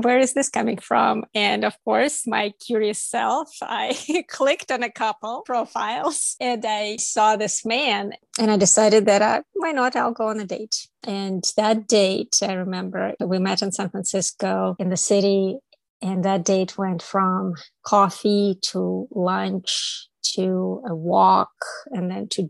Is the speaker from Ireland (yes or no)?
no; Toronto, Ontario, Canada; I came from Toronto, where I had friends from all over the world, first, second, third generation immigrants, different colors, different languages.